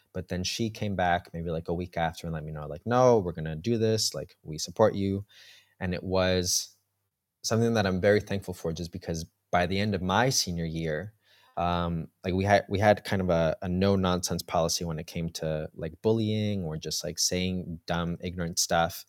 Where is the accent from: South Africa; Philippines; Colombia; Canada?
Colombia; also born or lived in New York; now in Berlin, Germany; we're from Colombia